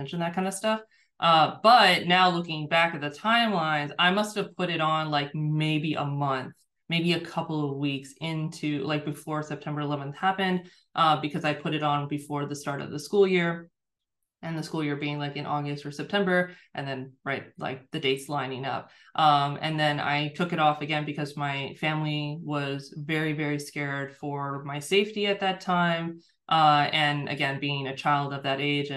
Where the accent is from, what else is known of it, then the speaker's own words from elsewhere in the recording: United States; being born and raised in a Muslim family in the United States